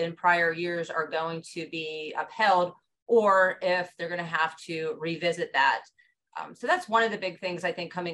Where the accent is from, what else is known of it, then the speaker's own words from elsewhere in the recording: Johnstown, Pennsylvania, United States; now in Pittsburgh, United States; I'm originally from Johnstown, Pennsylvania, which is in Cambria County